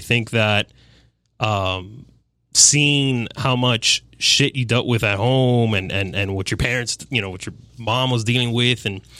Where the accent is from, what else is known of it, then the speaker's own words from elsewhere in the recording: Hialeah, Florida, United States; I was born here, yeah. Born and raised in Hialeah Hospital.